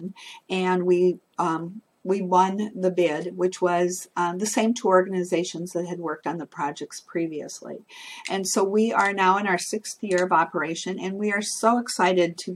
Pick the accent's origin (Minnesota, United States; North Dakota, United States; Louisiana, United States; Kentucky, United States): North Dakota, United States; moved away as an adult; now in Washington, D.C. area, United States; I'm living in metropolitan area now, just outside of Washington, D.C., but I'm originally from North Dakota, and you don't get much more rural than